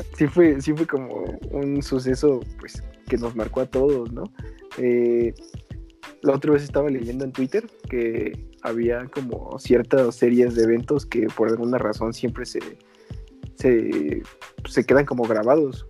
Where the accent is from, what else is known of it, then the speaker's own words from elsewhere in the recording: Mexico City, Mexico; nosotros somos del sur de la Ciudad de México